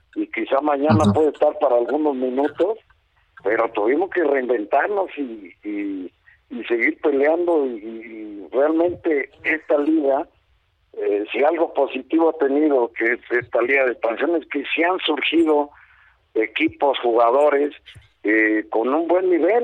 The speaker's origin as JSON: {"language": "Spanish", "country": "Mexico", "said": "soy un entrenador mexicano muy preparado"}